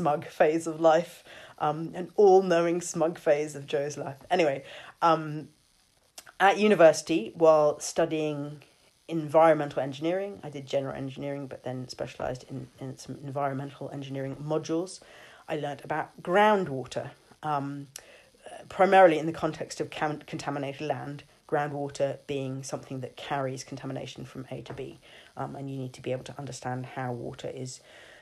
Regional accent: London, United Kingdom; moved away as an adult; now in Saintfield, United Kingdom; I grew up in London and Erin and I lived there until 2016

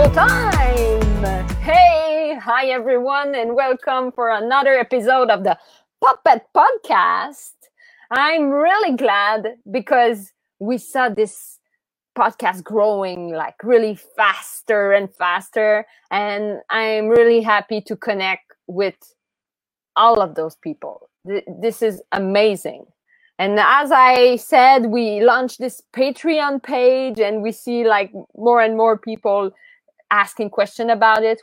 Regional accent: Canada; As Canadian

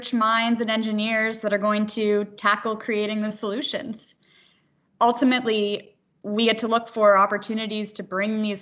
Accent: Halifax, Nova Scotia, Canada; also born or lived in United States; I was born here in Halifax, where I spent the majority of my career in education.

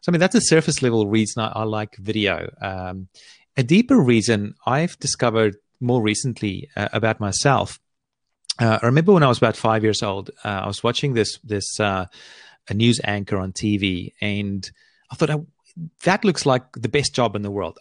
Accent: Australia; I live here on, on the east coast of Australia

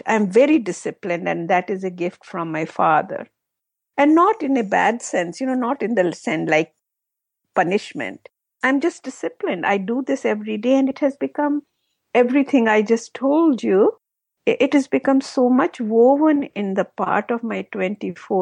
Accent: Jammu and Kashmir, India; moved away; my husband and I, we are both from Kashmir in India

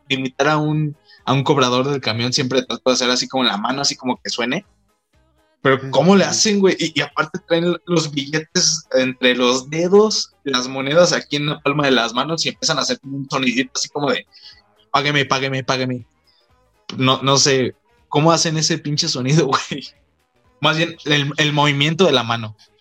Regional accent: Mexico; aquí en México

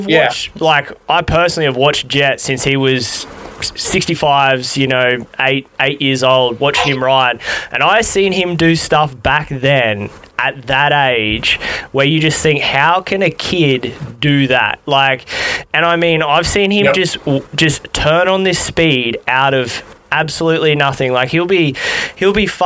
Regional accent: Australia; being Australian

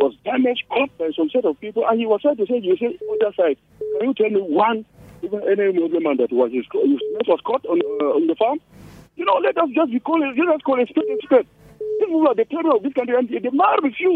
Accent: Nigeria; we Nigerians

